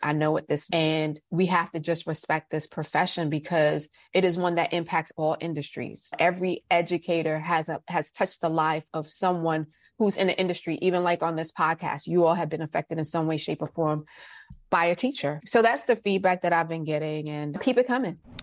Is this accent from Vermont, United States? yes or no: no; New York City, New York, United States; moved away as an adult; now in Georgia, United States; being a New Yorker